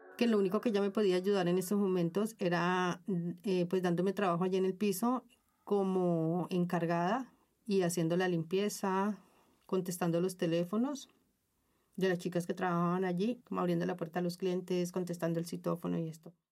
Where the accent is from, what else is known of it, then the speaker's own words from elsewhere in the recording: Colombia; moved away as an adult; also born or lived in Bogotá / Ecuador / Venezuela / Panama; now in Spain; Desde que tengo uso de razón he estado migrando en mi propio país y bueno, ya luego me tocó por cosas eh, económicas, ¿no? Me tocó salir de Colombia